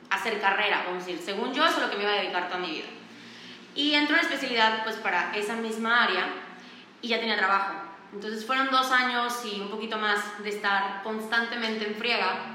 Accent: Valladolid, Yucatán, Mexico; now in Mérida, Mexico; Eh, yo nací y crecí en Valladolid, Yucatán. Y me mudé a Mérida a los 16 años para estudiar la prepa.

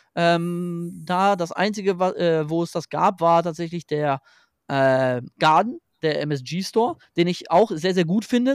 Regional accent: Germany; bei uns in Deutschland

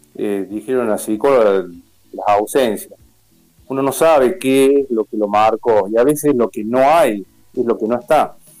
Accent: Río Tercero, Córdoba, Argentina; also born or lived in Río Cuarto; yo soy fui adoptado de, de, chiquito, por eso nací en Río Cuarto y, los dos años ya viví en Río Tercero

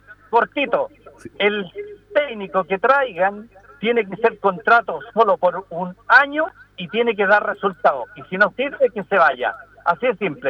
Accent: Chile

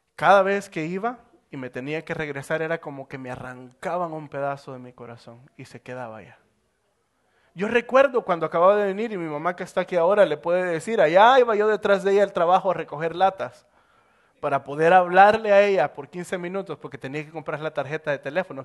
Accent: El Salvador; moved away as an adult; now in United States; me tocó salir del Salvador para venirme para Estados Unidos

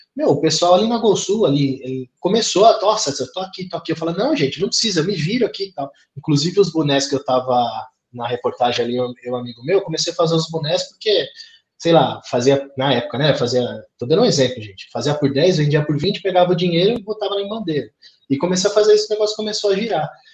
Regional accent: Santo André, São Paulo, Brazil; Sou de Santo André

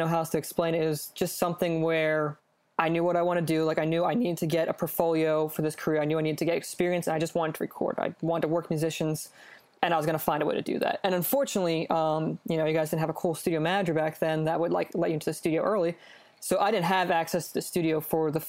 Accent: Philadelphia, Pennsylvania, United States; I grew up in the Philly area

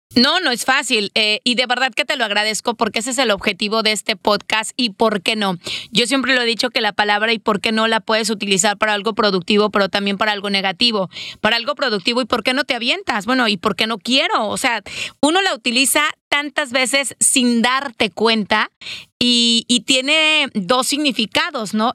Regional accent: Mexico; como mexicanos

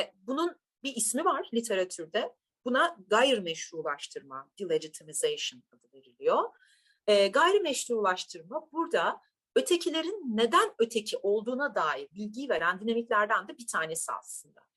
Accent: Turkey; ben bir Türk'üm

